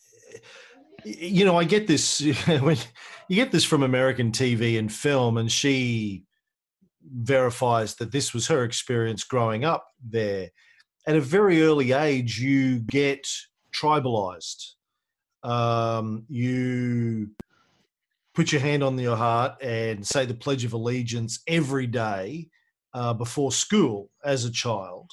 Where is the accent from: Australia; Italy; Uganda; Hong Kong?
Australia; also born or lived in Melbourne; that wasn't my experience growing up in Australia. None of that. Until I moved to Melbourne when I was 18